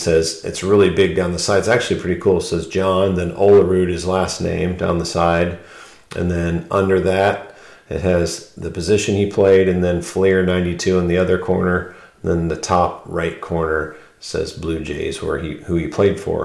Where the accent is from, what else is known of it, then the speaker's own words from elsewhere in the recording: Ohio, United States; we're from Ohio, and we love the Cleveland Indians, but I live closer to, for half of my life, closer to Cincinnati